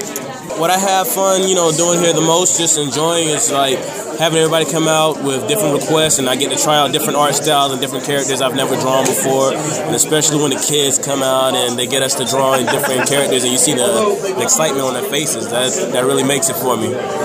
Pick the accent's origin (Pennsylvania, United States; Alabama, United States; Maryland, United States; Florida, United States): Florida, United States; Miami; also born or lived in Columbia, South Carolina; I was born in Columbia, South Carolina, raised in Miami, Florida.